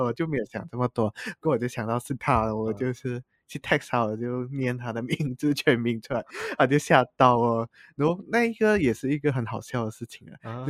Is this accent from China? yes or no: no; Penang, Malaysia; moved away; 回去我的家乡